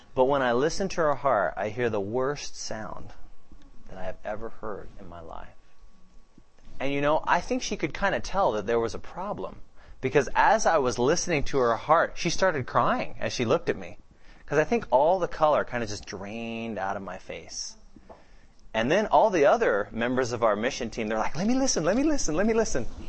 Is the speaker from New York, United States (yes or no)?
no; Seattle, Washington, United States; I'm from Seattle